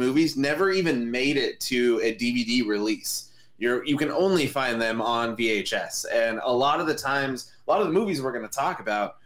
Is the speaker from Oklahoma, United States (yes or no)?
no; Southern California, United States; I am from Southern California.